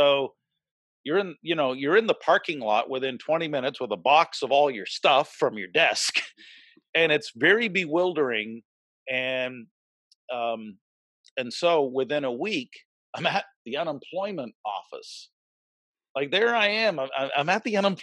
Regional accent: the Maritimes, Canada; moved away as an adult; also born or lived in Red Deer, Alberta / Calgary, Alberta; I'm from the East Coast. I'm born and raised East Coast, but I'm the kid from the Maritimes who left at an early age

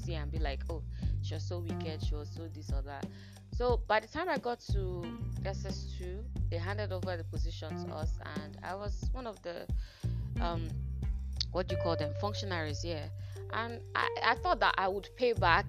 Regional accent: Enugu State, Nigeria; also born or lived in Owerri, Imo State / Port Harcourt, Rivers State; by primary four, second term, I came down to Enugu State and I started schooling here. So I did the whole of my secondary school degree and my university degree here in Enugu State

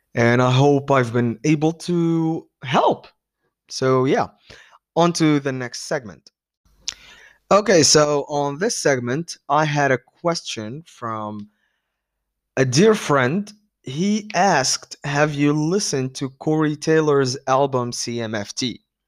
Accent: Tunis, Tunis Governorate, Tunisia; I am from Tunis.

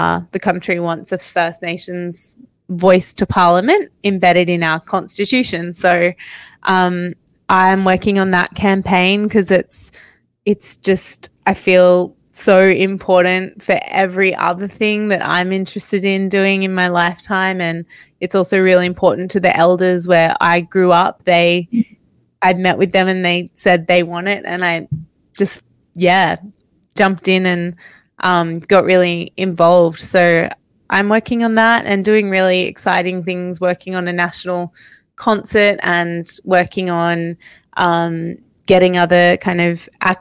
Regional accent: Australia; It's where I grew up right beside the ocean. I'm actually here in my hometown at the moment

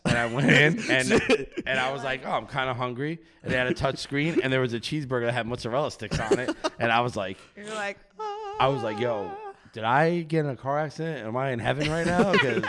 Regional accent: New Jersey, United States; accent: Jersey; moved away; also born or lived in Nazareth, Pennsylvania; So I'm originally from Jersey. If you can't tell by my accent, but then like years ago, I moved out to Pennsylvania. So Nazareth, Pennsylvania.

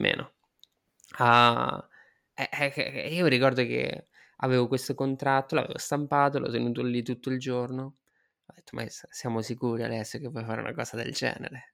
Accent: Marche, Italy; moved away as an adult; also born or lived in India / London / Malaysia / Spain; sono un marchigiano, sono partito dall'Italia

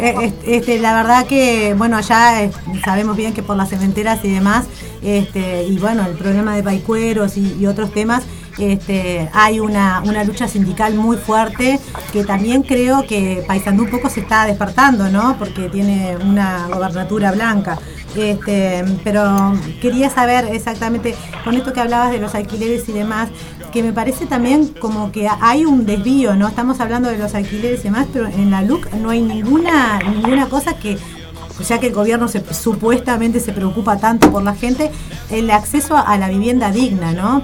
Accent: Paysandú, Uruguay; yo soy de, soy de Paysandú, soy de la heroica

